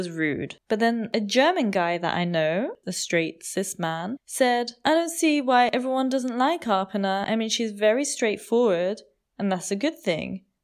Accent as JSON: {"language": "English", "country": "India", "said": "just because I'm Indian and I know these things"}